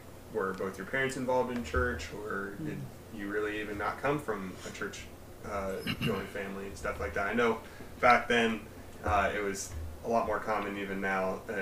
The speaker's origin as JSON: {"language": "English", "town": "West Milton", "region": "Ohio", "country": "United States", "tie": "born or raised there", "lives_now": "Miamisburg, United States", "said": "I grew up in West Milton near Englewood"}